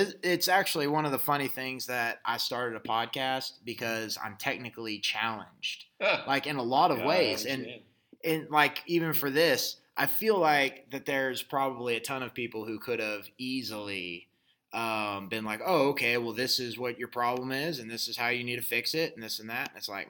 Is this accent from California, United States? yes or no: no; North Carolina, United States; now in Amarillo, United States; I actually I grew up some in North Carolina, and there it's a humid heat.